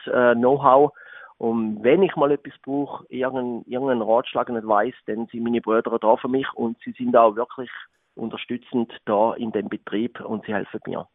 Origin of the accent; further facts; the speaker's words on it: Switzerland; Ich bin aufgewachsen in der Gastronomie in Florlingen, in einem ja, sehr bekannten Restaurant, dort mal im Rital von meinen Eltern.